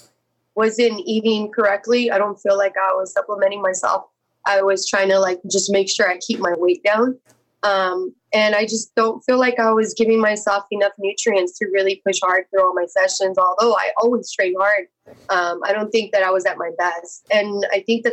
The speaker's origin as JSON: {"language": "English", "town": "San Jose", "region": "California", "country": "United States", "tie": "born or raised there", "said": "my hometown where I was born and raised, in San Jose"}